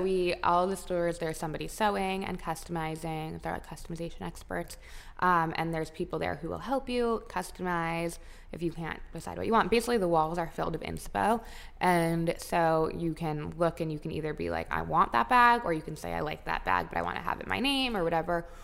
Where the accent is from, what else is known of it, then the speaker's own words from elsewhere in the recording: Palm Beach, Florida, United States; We grew up in Palm Beach